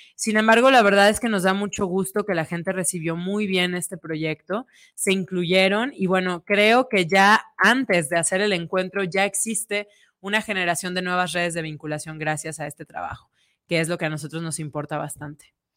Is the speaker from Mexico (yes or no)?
yes; Guadalajara, Jalisco, Mexico; en nuestra ciudad